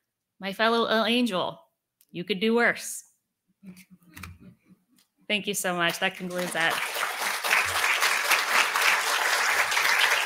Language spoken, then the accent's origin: English; Richmond, Virginia, United States; growing up in Richmond, if you're from here